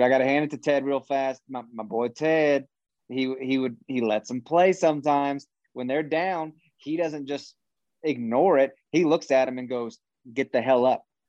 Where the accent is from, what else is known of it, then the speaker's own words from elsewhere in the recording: Kansas, United States; we're from Kansas and we're too nice.